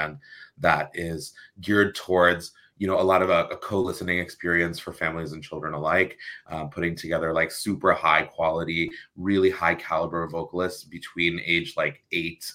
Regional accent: New Jersey, United States; moved away as an adult; also born or lived in Boston, Massachusetts; now in Los Angeles, United States; I was born in New Jersey

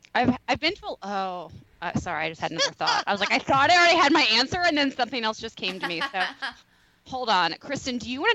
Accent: Kansas City, United States; my hometown of Kansas City

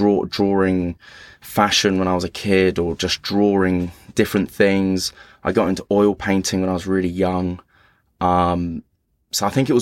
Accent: East of England, United Kingdom; born there; So I was born actually at home in Hertfordshire, and the house was called The Holt, in the middle of nowhere. Literally in the middle of a field, just kind of probably 8 miles from Luton Airport.

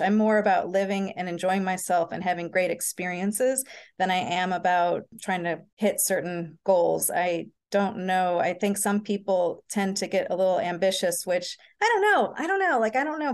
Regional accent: St. Louis, Missouri, United States; I was raised in Saint Louis, Missouri

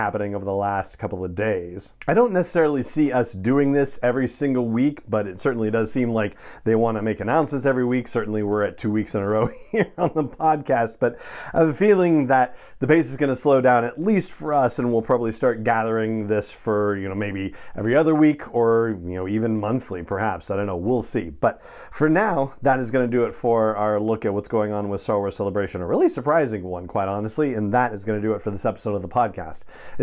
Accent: Los Angeles, California, United States; when I was a kid and growing up in Los Angeles

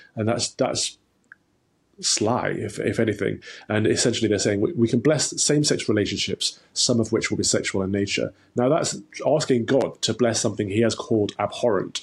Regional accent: Nottingham, East Midlands, United Kingdom; I grew up in the Midlands, in, um, Nottingham, Robin Hood country in, in Nottinghamshire

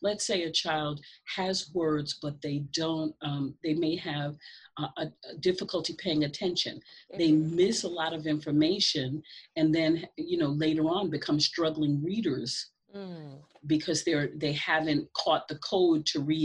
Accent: North Babylon, New York, United States; I grew up in Long Island, North Babylon, okay. New York

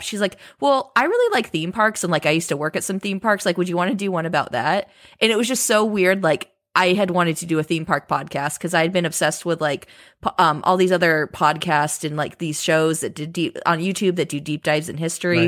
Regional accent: Southern California, United States; grew up in Southern California. I live very, I've always lived very close to Disneyland

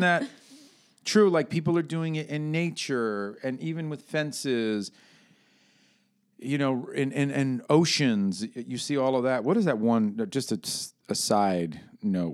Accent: New York, United States; where I'm from, up in New York

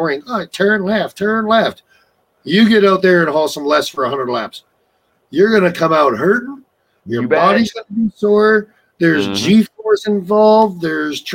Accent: Newfoundland and Labrador, Canada; moved away; I grew up in Newfoundland, so I used to watch Derby quite often

